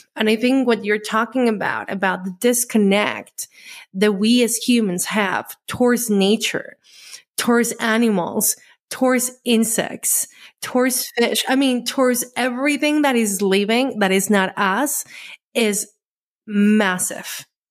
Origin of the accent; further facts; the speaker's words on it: Colombia; I grew up in Colombia